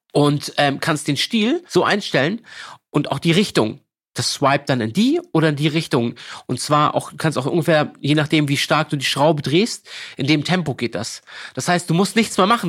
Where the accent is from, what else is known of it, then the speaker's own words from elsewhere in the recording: Lübeck, Schleswig-Holstein, Germany; also born or lived in Berlin; now in Hamburg, Germany; ich komme aus Lübeck, äh, gebürtig